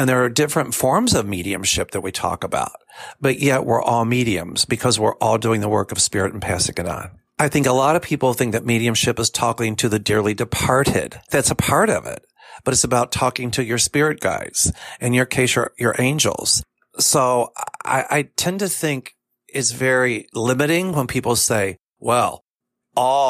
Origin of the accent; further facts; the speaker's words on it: Kentucky, United States; now in Chicago, United States; I'm from Kentucky originally